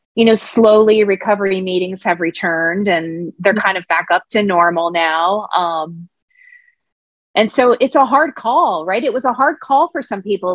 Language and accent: English; Pennsylvania, United States; I was born in Pennsylvania